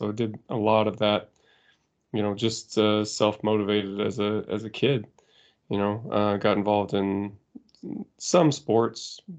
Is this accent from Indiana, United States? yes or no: yes; Indiana, United States; I grew up in Indiana in the U.S. It was just kind of a fairly rural area